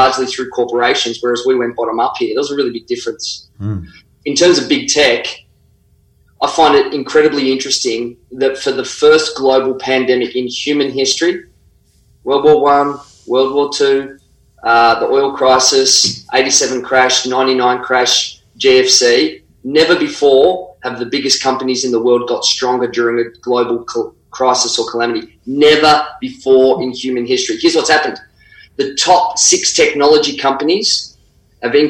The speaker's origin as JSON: {"language": "English", "country": "Australia"}